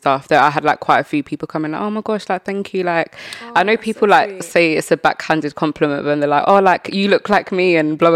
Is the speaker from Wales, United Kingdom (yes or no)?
no; London, United Kingdom; I want like something in my hometown